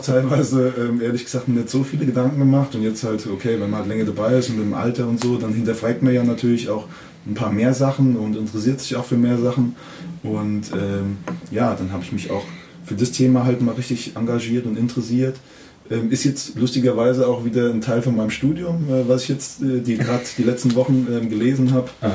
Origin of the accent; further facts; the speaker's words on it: Kaiserslautern, Rhineland-Palatinate, Germany; ich bin ja in, in Laudern geboren, aufgewachsen und habe ähm, zehn Jahre Jugend hier gespielt